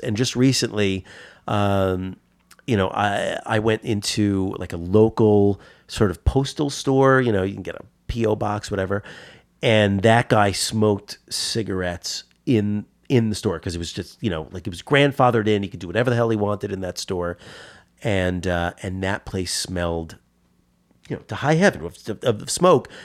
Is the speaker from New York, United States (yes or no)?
yes; Harrison, New York, United States; also born or lived in Bronx, New York; I grew up in Harrison, and there was certainly no comic shop